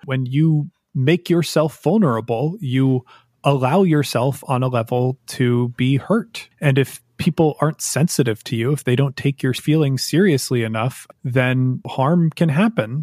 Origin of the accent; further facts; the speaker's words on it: United States; I am also an American who lived through the 2016 elections